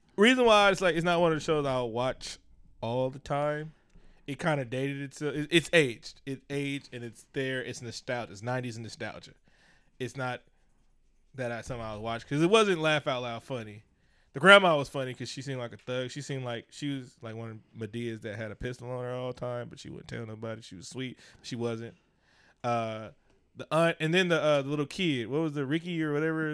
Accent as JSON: {"language": "English", "town": "Oakland", "region": "California", "country": "United States", "said": "I'm from Oakland."}